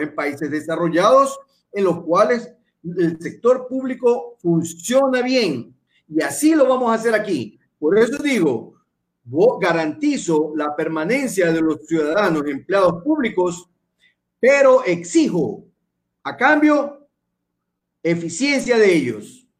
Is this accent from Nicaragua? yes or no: no; Guayaquil, Guayas, Ecuador; yo soy nacido en Guayaquil. Eso quiero, quiero que quede bien claro, yo soy guayaquileño. No soy chimboracense